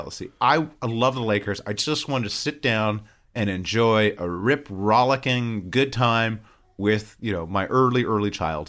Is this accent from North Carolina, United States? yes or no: no; Southern California, United States; I'm from Southern California.